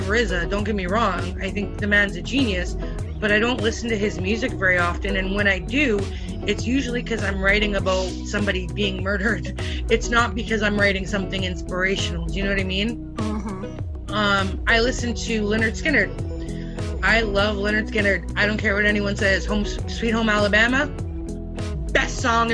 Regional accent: British Columbia, Canada; when I was growing up in British Columbia

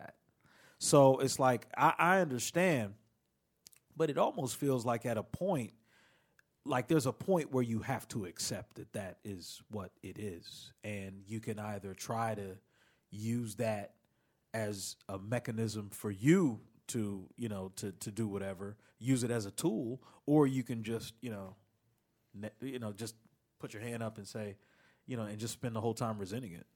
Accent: Philadelphia, Pennsylvania, United States; moved away; also born or lived in Washington, D.C.; I'm from the Philly area and lived in D C a bunch of years

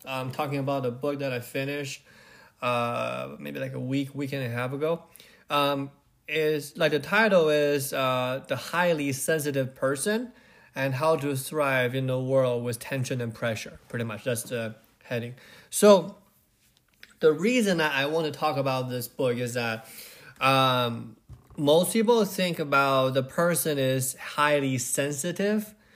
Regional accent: Beijing, China; I grew up in Beijing

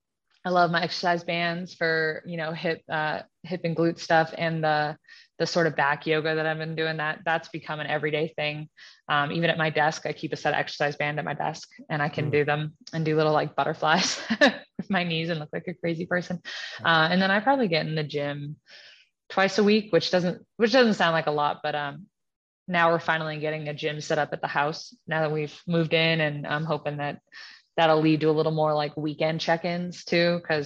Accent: East Coast, United States; now in Colorado, United States; And then I grew up on the East Coast and my husband, you know, grew up in Louisiana.

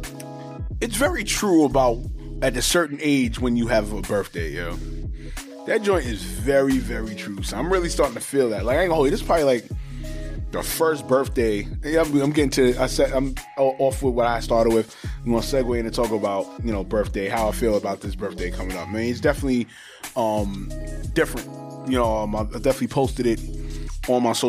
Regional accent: New York City, New York, United States; also born or lived in Harlem, New York / Laurelton, Queens, New York; I'm from Harlem. I'm from fucking Laurelton, Queens, New York.

